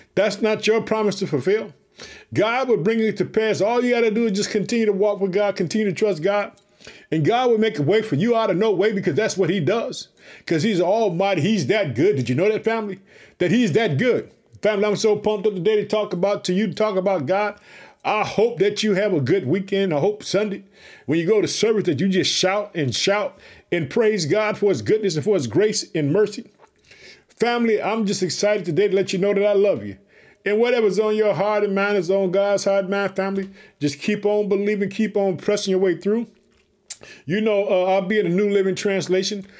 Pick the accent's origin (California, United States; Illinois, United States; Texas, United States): Illinois, United States; Chicago; In the state of Illinois, it's my hometown. I live in the city of Chicago